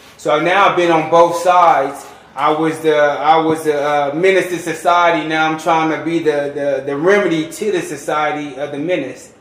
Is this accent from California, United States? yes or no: yes; Los Angeles, California, United States; moved away as an adult; now in Reno, United States; I'm from South Central Los Angeles